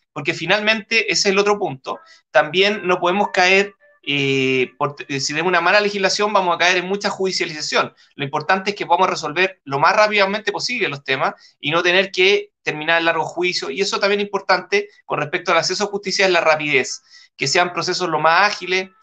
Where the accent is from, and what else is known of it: Chile